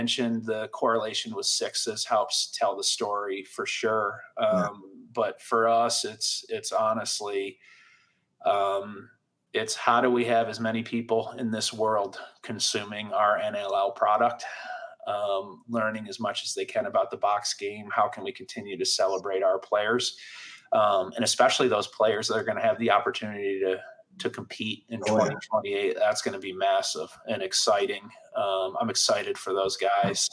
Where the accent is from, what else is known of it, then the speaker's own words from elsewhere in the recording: Syracuse, New York, United States; growing up in Syracuse